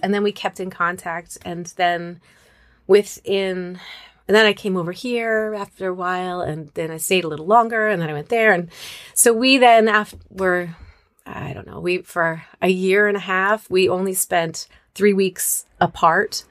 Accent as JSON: {"language": "English", "town": "Moscow", "region": "Idaho", "country": "United States", "tie": "born or raised there", "also_born_or_lived": "Arizona / Chicago", "moved": "as an adult", "said": "I grew up in Moscow, Idaho"}